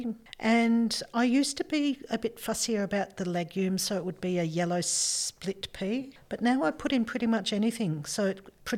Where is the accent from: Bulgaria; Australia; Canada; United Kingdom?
Australia; Melbourne, Victoria; I grew up in Melbourne, cold winters